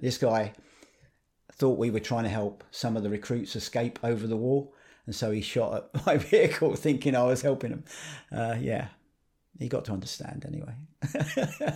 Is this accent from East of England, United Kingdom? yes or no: yes; Harlow, East of England, United Kingdom; I lived up in Harlow, Newtown in Essex